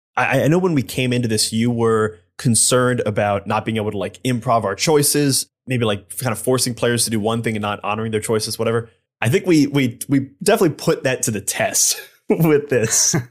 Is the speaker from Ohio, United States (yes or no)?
yes; Ohio, United States; I'm from Ohio